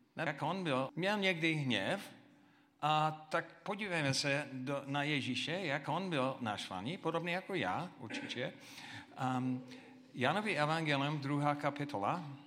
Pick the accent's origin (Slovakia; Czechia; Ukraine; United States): United States; Czech is a second language; now in Czech Republic; jako Američan